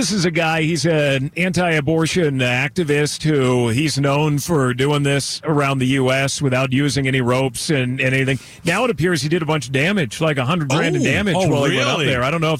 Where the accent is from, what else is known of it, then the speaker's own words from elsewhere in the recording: Bay Area, California, United States; I'm a Bay Area family. We grew up, born and raised in the Bay Area.